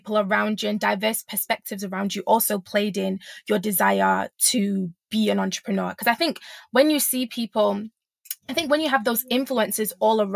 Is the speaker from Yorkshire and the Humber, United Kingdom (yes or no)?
yes; Sheffield, Yorkshire and the Humber, United Kingdom; growing up in Sheffield